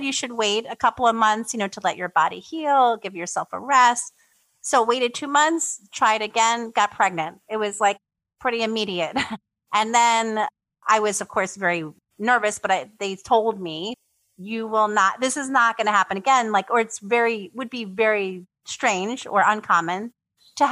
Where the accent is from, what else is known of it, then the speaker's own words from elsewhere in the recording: New York City, New York, United States; moved away as an adult; now in Poland; I'm originally from New York, from the Bronx. And I grew up in the Bronx